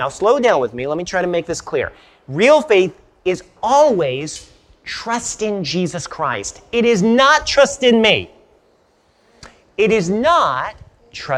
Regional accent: Los Angeles, California, United States; I grew up in Los Angeles

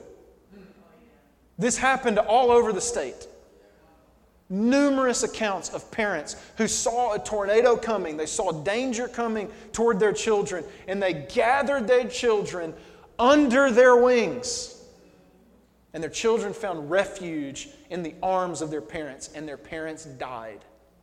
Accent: Alabama, United States; moved away as an adult; now in New York, United States; So I've lived in New York for 8 years now. But I grew up in Alabama.

